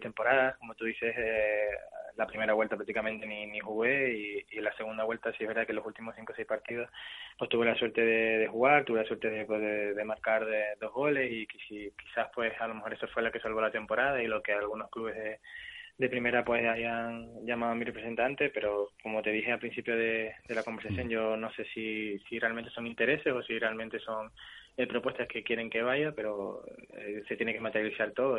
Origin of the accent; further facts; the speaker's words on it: Tenerife, Canary Islands, Spain; moved away as an adult; es el equipo de mi tierra